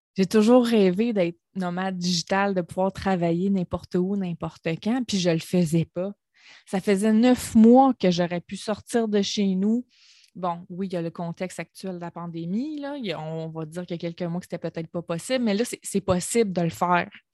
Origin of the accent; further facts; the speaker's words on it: Gaspésie, Quebec, Canada; moved away; la Gaspésie, c'est ma région natale. Je viens de la Gaspésie, je suis une fière gaspésienne